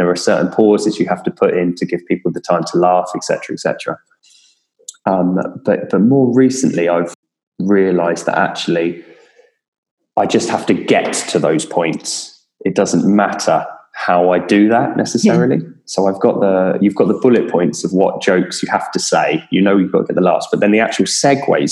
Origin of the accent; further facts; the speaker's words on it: Kent, South East England, United Kingdom; I'm from Kent